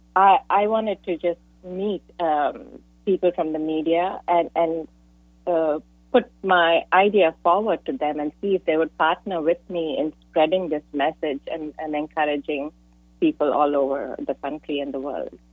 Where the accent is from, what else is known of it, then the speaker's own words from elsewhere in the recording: India; moved away as an adult; now in San Jose, United States; I'm an immigrant from India, and I moved to the U.S.